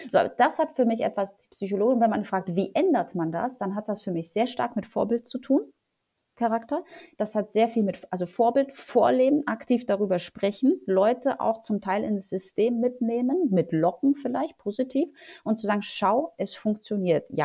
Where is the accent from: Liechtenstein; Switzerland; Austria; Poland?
Poland; now in Germany; Ähm, ich komme ursprünglich aus Polen. Äh, wir sind, äh, meine Eltern sind zur schlechtesten Zeit in Polen abgehauen nach Deutschland